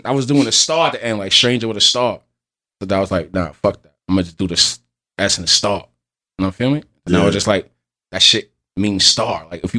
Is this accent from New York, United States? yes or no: yes; New York City, New York, United States; also born or lived in Allentown, Pennsylvania; I'm from Bronxdale, first section. You know me, 1055.